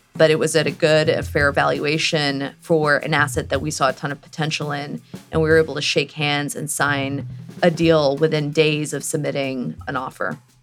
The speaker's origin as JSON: {"language": "English", "town": "Houston", "region": "Texas", "country": "United States", "moved": "yes", "said": "I'm actually from Houston, Texas"}